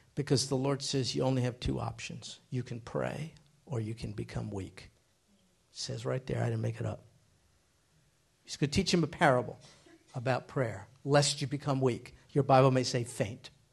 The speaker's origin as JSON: {"language": "English", "country": "United States", "tie": "born or raised there", "said": "I grew up in America."}